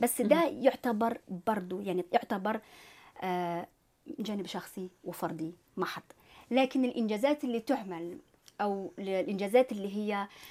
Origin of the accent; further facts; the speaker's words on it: Algeria; moved away as an adult; now in Quebec, Canada; أنا إنسان جزائري طبعا م. الأصل